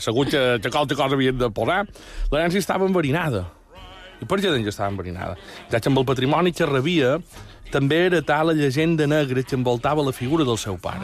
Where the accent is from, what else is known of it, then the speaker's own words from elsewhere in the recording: Mallorca, Balearic Islands, Spain; som molt mallorquins